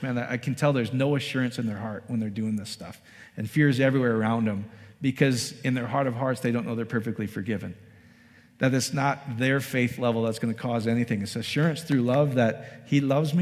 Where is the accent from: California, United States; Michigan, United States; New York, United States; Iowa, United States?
Iowa, United States; now in Colorado Springs, United States; I grew up in Iowa.